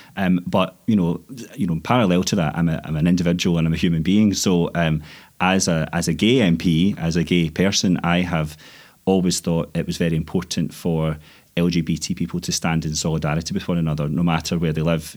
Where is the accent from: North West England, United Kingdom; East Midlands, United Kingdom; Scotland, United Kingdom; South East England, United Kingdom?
Scotland, United Kingdom; as a Scottish M P